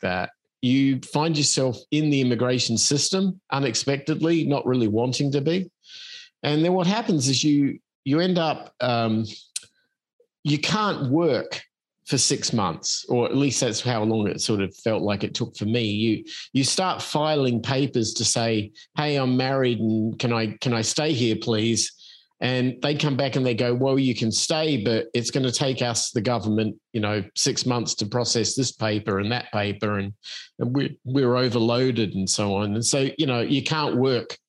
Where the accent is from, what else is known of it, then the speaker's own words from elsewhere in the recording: Australia; moved away as an adult; also born or lived in Los Angeles; now in Arizona, United States; I'm an Australian expat who moved to the United States in 1989. So that would explain my somewhat unusual accent.